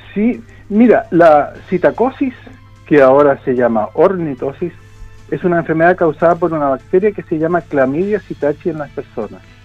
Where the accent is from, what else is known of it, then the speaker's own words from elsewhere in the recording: Chile; como chilenos tenemos una concepción del riesgo